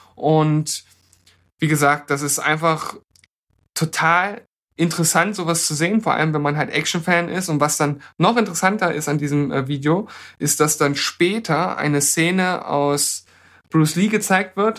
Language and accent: German; Germany; wir als Deutsche